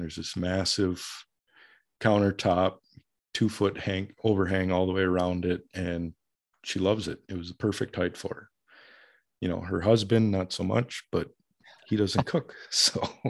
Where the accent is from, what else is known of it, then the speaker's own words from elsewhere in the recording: Minneapolis, Minnesota, United States; moved away as an adult; growing up in the Minneapolis metro area